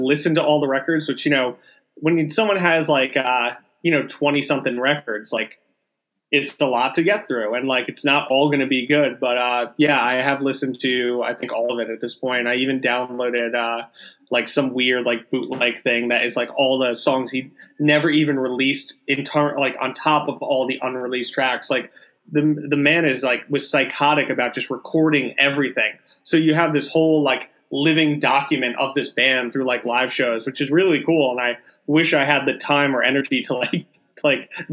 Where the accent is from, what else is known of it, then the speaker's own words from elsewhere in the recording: New Jersey, United States; we're from New Jersey